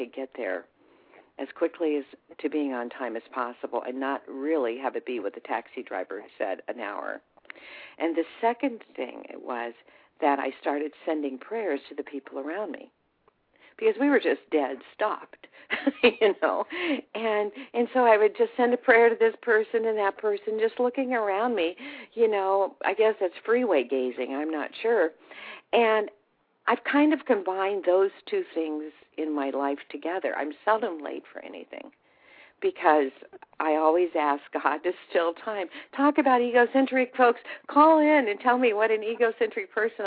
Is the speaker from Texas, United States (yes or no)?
no; California, United States; also born or lived in Whittier, California / Wisconsin; I'm from California. I wasn't necessarily born here in California, but I've lived here all of my life since I was 11 years old